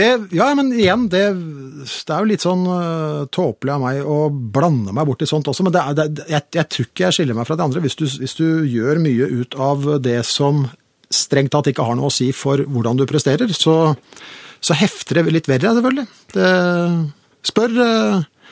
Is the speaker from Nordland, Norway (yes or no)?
no; Oslo, Norway; jeg vokste opp på Oppsal og i Vålerenga